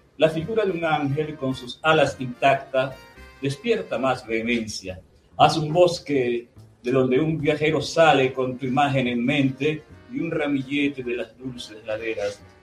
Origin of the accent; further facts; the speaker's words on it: Ciudad Ojeda, Zulia, Venezuela; el, patio de mi casa en Silojeda, yo nací en Silojeda